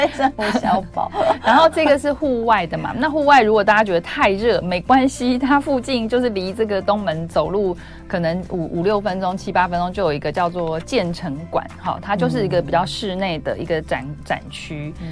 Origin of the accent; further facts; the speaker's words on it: Taipei, Taiwan; 我，我也是台北人